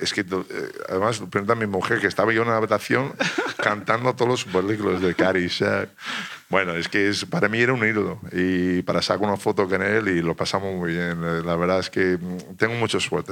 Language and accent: Spanish; United States; moved away as an adult; also born or lived in Italy / Spain; estás aquí, estás en otro país, eres americano